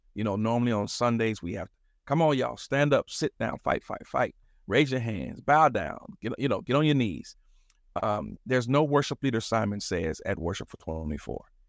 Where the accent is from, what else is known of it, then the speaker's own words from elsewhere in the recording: Chicago, Illinois, United States; also born or lived in Madison, Wisconsin; a Chicago native, mostly, actually, I was born in Madison, Wisconsin, believe it or not, and, uh, moved here when I was four, so I'm, I consider myself a, a, a West Sider till